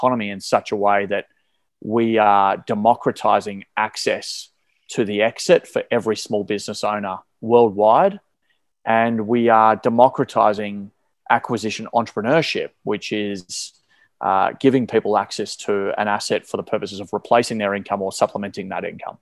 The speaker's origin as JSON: {"language": "English", "town": "Melbourne", "region": "Victoria", "country": "Australia", "tie": "born or raised there", "said": "I was born and raised in Melbourne here in Australia"}